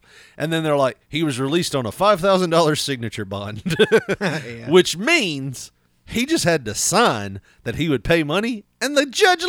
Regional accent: Wisconsin, United States; I'm from Wisconsin, man.

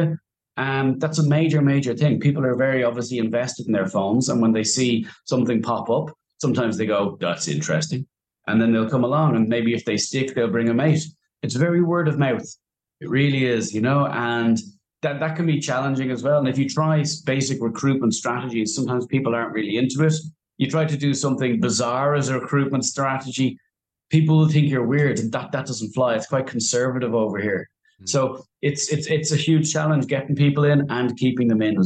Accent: Dublin, Leinster, Ireland; moved away as an adult; also born or lived in Beijing / Dubai; I grew up in Raheny

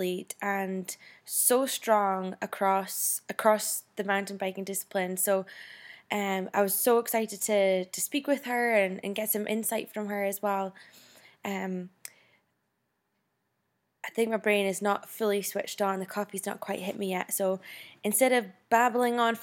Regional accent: Scotland, United Kingdom; now in Las Vegas, United States; growing up in Scotland

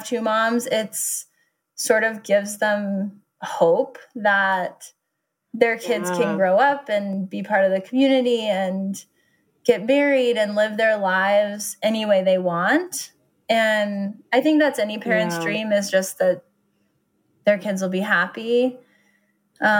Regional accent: Nederland, Colorado, United States; we grew up in Nederland, which nobody lives in Nederland.

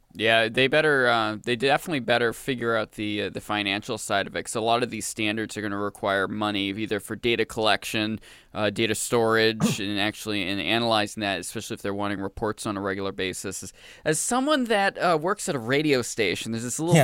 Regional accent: Maine, United States; moved away; I grew up in Maine

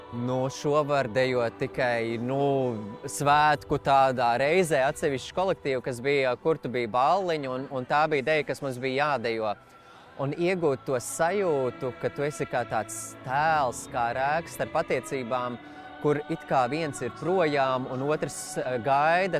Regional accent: Latvia

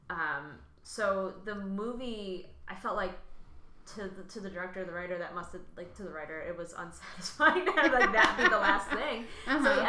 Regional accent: New Lenox, Illinois, United States; I grew up in New Lenox, Illinois, just by Joliet.

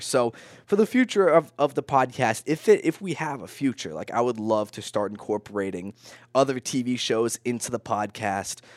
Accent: Vermont, United States; I'm from Vermont.

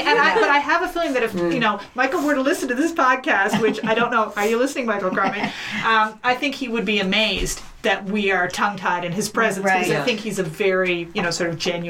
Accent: St. John's, Newfoundland and Labrador, Canada; I grew up in the house next door to this one. My aunt used to own that house. And then when my husband and I got married, we bought this house next to it, and so this is I'm hardcore Rabbitowny.

